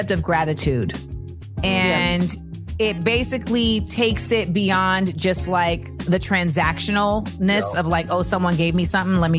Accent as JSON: {"language": "English", "region": "New York", "country": "United States", "said": "I am a New Yorker."}